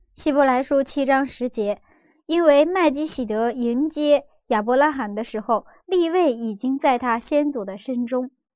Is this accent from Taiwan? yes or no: no; China; 我们中国人